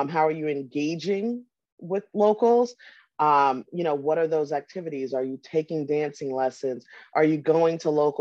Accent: New York, United States; I'm also a New Yorker.

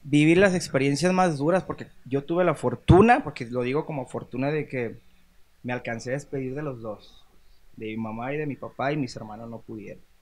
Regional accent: Guadalajara, Jalisco, Mexico; born there; Yo nací aquí en Guadalajara. Todos mis hermanos nacieron aquí en Guadalajara

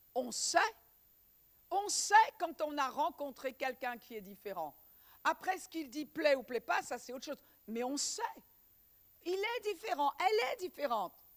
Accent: Breton, Brittany, France; en tant que bretonne

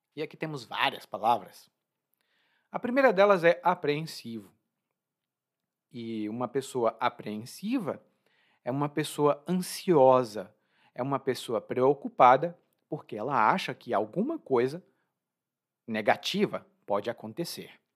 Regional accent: Brazil; eu sou brasileiro

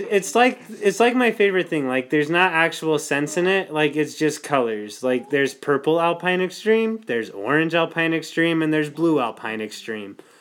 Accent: Lindon, Utah, United States; we do like to give our hometowns nicknames. So mine is the City of Dreams, Linden, Utah

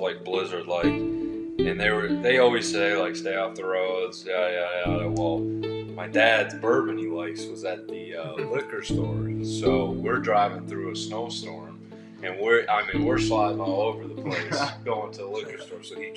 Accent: Horseheads, New York, United States; moved away as an adult; now in Tennessee, United States; I'm from New York, a little town called Horseheads, New York.

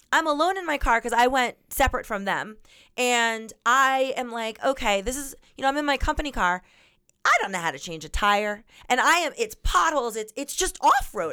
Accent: Florida, United States; I grew up in Florida

